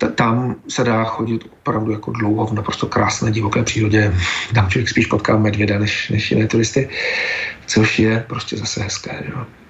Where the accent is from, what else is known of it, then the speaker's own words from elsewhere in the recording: Czechia; my, jako třeba Češi